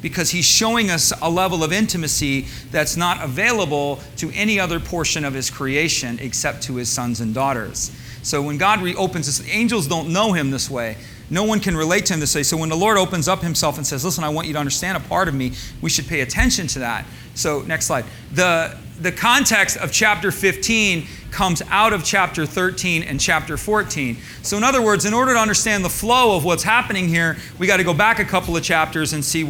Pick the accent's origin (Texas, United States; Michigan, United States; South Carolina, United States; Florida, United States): Michigan, United States; I grew up in Michigan, so I grew up around cornfields